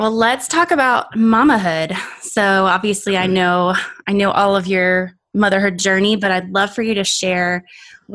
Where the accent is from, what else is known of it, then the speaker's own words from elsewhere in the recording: Hollywood, Florida, United States; moved away; the church that I grew up in South Florida in Hollywood